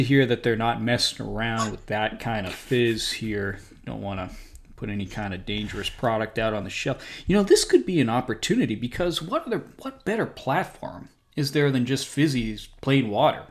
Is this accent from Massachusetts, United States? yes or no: yes; Worcester, Massachusetts, United States; moved away; there's one in Worcester, my hometown, called Polar